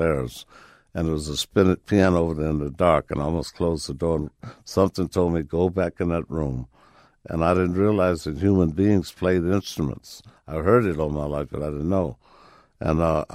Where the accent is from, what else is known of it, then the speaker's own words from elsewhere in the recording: Chicago, Illinois, United States; it was here in Chicago, yeah. Right in Chicago